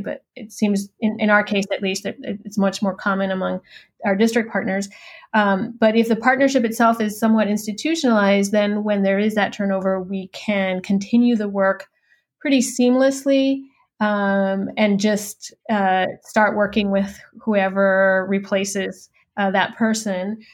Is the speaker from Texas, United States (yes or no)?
yes; Laredo, Texas, United States; moved away as an adult; also born or lived in California; I grew up in Laredo, Texas, uh, which is on the U.S. Mexican border. My family is from Mexico, um, but I was born and raised uh, on the border